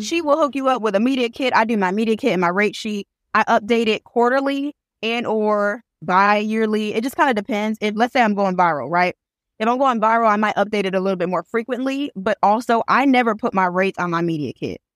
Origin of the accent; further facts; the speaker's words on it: Flint, Michigan, United States; now in Birmingham, United States; I am originally from Flint, Michigan, but I currently live in Birmingham, Alabama